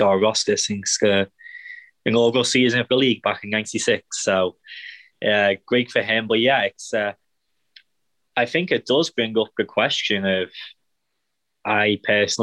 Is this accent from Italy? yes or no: no; England, United Kingdom; now in Kansas City, United States; being English